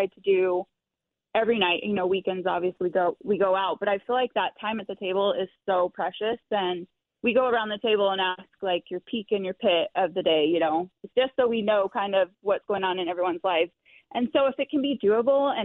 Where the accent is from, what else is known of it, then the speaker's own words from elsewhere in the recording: Arizona, United States; also born or lived in Miami, Florida; now in Utah, United States; I grew up in Arizona